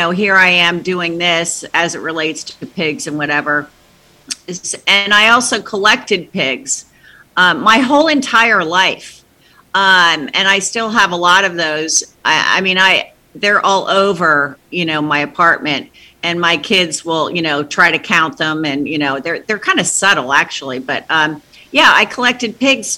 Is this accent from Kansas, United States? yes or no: no; New Jersey, United States; I was raised in Jersey, because my dad was based out of Kennedy Airport